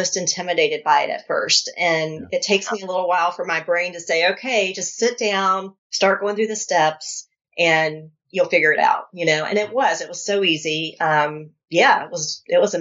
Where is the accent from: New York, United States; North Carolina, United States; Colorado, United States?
North Carolina, United States; I'm from North Carolina